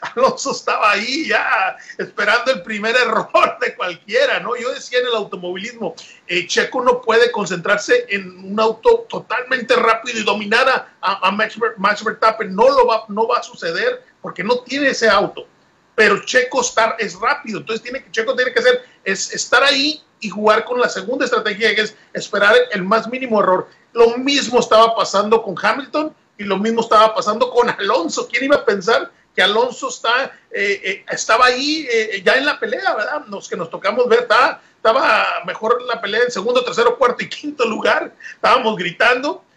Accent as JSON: {"language": "Spanish", "country": "Mexico", "said": "como mexicano"}